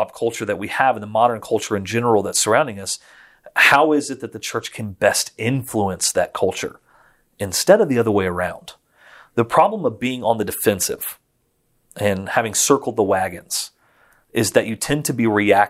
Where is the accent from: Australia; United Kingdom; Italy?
Italy; Florence, Tuscany; I grew up in Florence, Italy, spent most of my life overseas. And so I grew up in a very Catholic world, but member of the Churches of Christ.